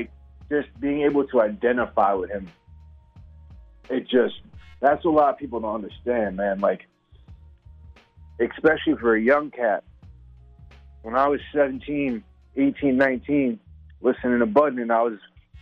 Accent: Long Island, New York, United States; moved away as an adult; now in Atlanta, United States; I'm actually from Long Island, so I'm literally right in the middle of that big old island

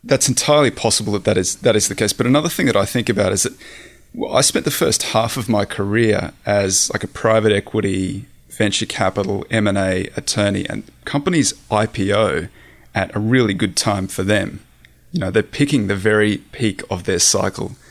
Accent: Australia; moved away as an adult; also born or lived in San Francisco; I'm Australian, I grew up in the Australian outback

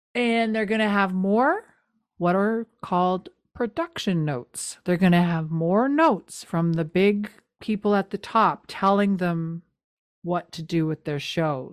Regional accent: Canada; I'm a Canadian.

